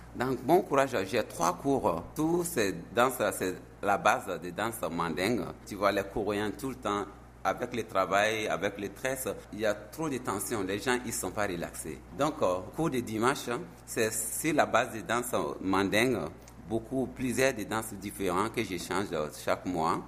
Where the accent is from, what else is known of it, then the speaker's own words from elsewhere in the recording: Burkina Faso; moved away as an adult; now in South Korea; chez nous, on a beaucoup d'ethnies différentes, 63 ou 4 ethnies qui existent chez nous au Burkina Faso